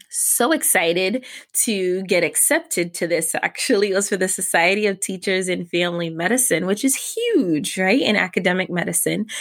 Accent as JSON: {"language": "English", "town": "New York City", "region": "New York", "country": "United States", "tie": "born or raised there", "said": "my grandmother actually lived with us while growing up in New York City."}